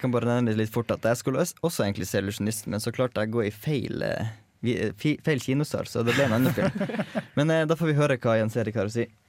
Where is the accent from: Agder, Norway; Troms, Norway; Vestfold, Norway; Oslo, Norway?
Troms, Norway; Tromsø; now in Trondheim, Norway; Jeg er jo fra Tromsø sjøl